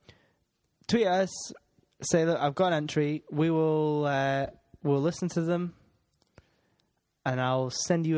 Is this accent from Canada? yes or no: no; Scotland, United Kingdom; I'm Scottish